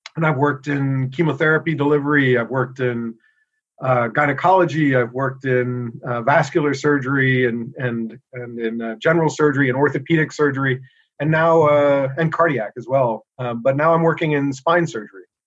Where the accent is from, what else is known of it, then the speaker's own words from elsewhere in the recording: New York City, New York, United States; moved away as an adult; now in Boston, United States; I grew up here in the United States. I was born in New York City